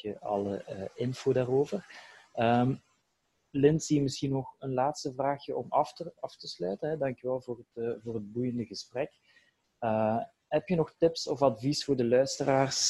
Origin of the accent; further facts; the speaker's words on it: Belgium; bij wij als Belgen